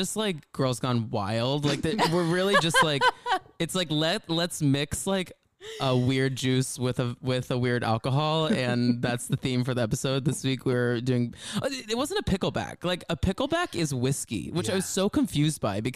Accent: near Grapevine, Texas, United States; moved away; we are once again from Texas and we're from very close to Grapevine, Texas

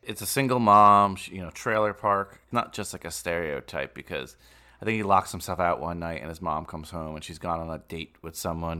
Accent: Bergen County, New Jersey, United States; you and I grew up in Bergen County

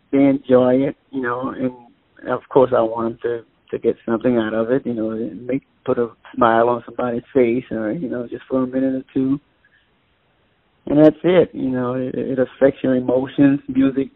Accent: New Orleans, Louisiana, United States; moved away as an adult; now in Oakland, United States; growing up in New Orleans, jazz-wise, I grew up in the church, my thing, musically anyway, in New Orleans.

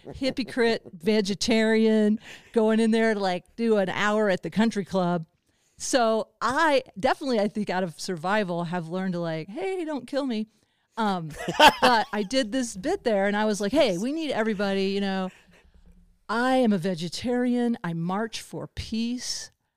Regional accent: the Ozarks, United States; now in Boulder, United States; I grew up in the Ozarks and I live in Boulder

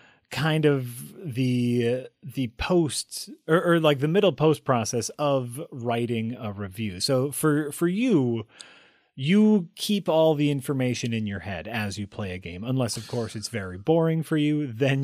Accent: Wisconsin, United States; accent: Wisconsin; That's deep Wisconsin. That's my deep Wisconsin accent right there.

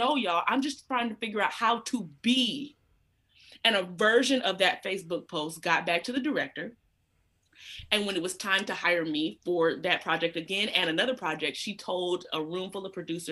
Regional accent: Atlanta, Georgia, United States; I grew up in Georgia, and my family's from South Carolina.

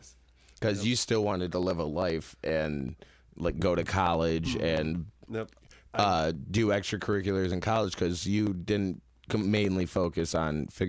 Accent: Netherlands; So growing up in Holland, figure skating doesn't seem like a very popular thing to pursue

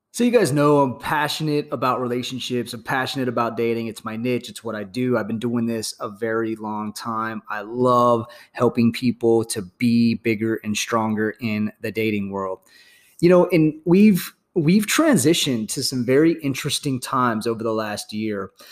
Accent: United States; as an American patriot

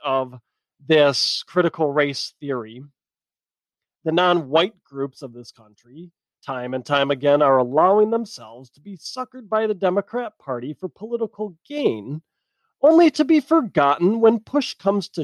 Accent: United States; My identity lies in the fact that I am an American

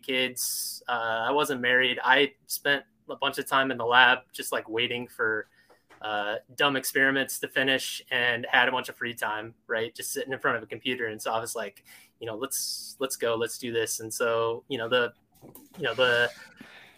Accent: Oklahoma, United States; I grew up in Oklahoma

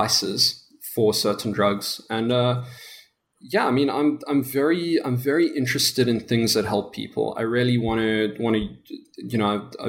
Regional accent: South Africa; accent: South African; I'm from South Africa. I'm sure you could tell by my accent. It's still pretty thick.

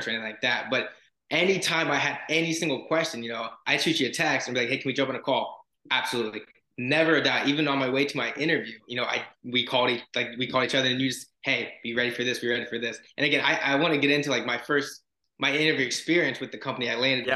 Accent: Florida, United States; I'm from Florida.

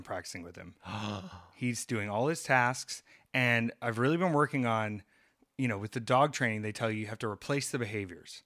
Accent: the Carolinas, United States; growing up in the Carolinas

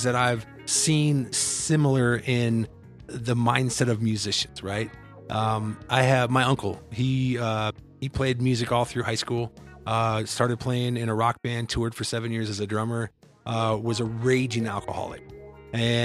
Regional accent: Iowa, United States; now in Colorado, United States; I'm from Iowa originally, so I came out here

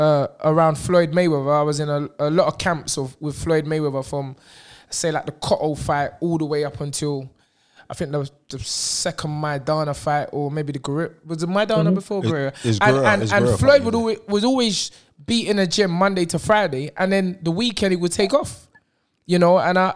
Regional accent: Nigeria; But I'm not 10 years because I'm African Nigerian, so you never know what age we are.

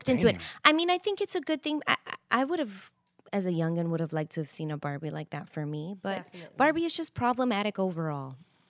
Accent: Chicago, Illinois, United States; I'm from Chicago.

